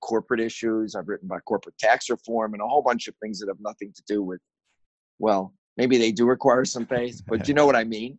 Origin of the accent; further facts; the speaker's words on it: Chicago, Illinois, United States; I grew up in Chicago.